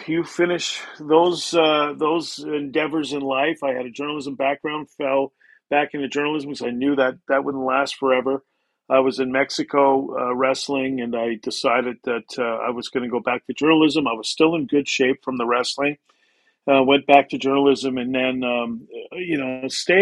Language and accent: English; Canada; being a Canadian, played hockey all the time